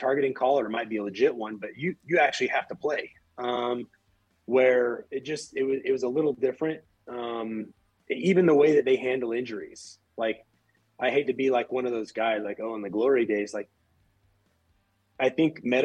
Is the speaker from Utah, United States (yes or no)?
yes; Ogden, Utah, United States; I'm from Ogden